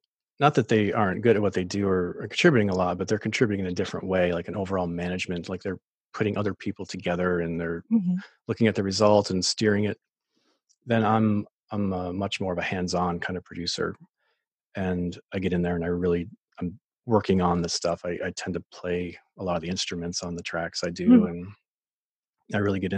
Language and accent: English; Maine, United States; moved away as an adult; also born or lived in Nashville, Tennessee; I'm from Maine originally, so I came back